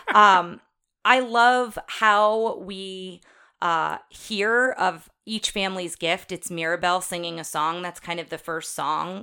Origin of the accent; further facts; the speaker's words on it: Jersey Shore, New Jersey, United States; I grew up on the Jersey Shore